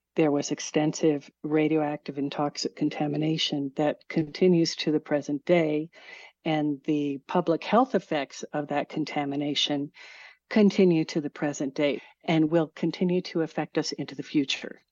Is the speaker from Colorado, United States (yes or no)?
yes; Arvada, Colorado, United States; Well, I grew up in Arvada, kind of on the edge of Arvada, not far from Stanley Lake